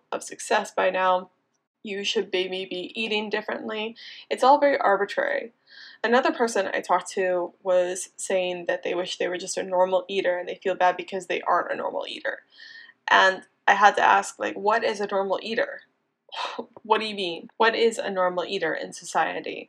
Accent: Indiana, United States; also born or lived in Boulder, Colorado; now in Miami, United States; I am actually from a small town in Indiana. I grew up on a farm in the middle of nowhere. Very classic small town Midwestern farm girl

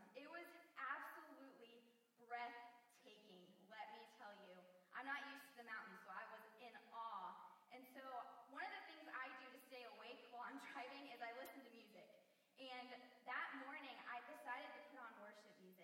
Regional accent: Indiana, United States; moved away as an adult; I grew up in Indiana for a long time

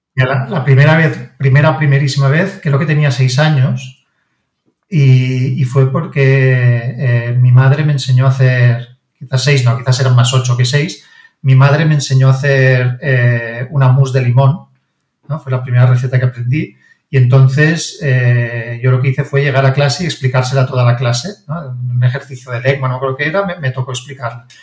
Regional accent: Barcelona, Catalonia, Spain; mi padre es de Roma, mi madre es de Barcelona y yo siempre he vivido en Barcelona, yo nací en Barcelona

